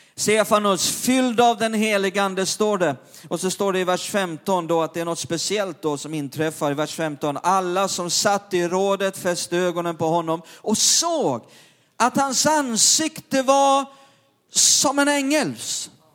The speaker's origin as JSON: {"language": "Swedish", "town": "Perstorp", "region": "Skåne", "country": "Sweden", "tie": "born or raised there", "said": "När jag var liten grabb nere i norra Skåne i Perstorp"}